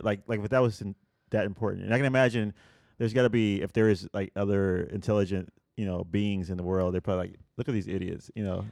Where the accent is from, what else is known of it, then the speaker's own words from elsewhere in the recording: Puerto Rico; moved away; I grew up in Puerto Rico